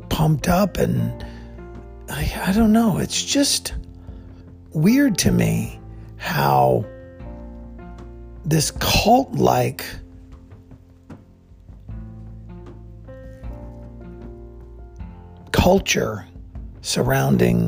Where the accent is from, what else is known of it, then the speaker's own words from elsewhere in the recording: Plains, Georgia, United States; I grew up in Plains, Georgia, the home of Jimmy Carter